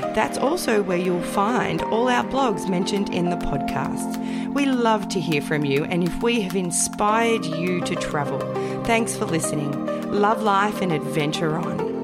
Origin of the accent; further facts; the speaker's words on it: Australia; I was born and raised in Australia